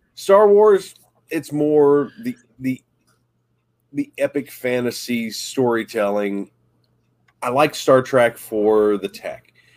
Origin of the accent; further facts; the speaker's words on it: Southern West Virginia, United States; growing up in Southern West Virginia, it wasn't easy